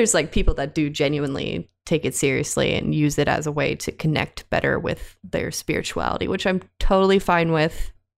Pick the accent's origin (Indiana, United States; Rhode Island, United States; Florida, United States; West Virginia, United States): Indiana, United States; Buried. I am from Indiana. I am sorry.